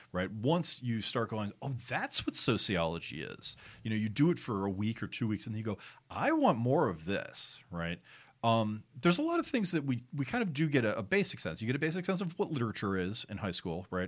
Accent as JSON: {"language": "English", "region": "Connecticut", "country": "United States", "tie": "born or raised there", "said": "I grew up in Connecticut"}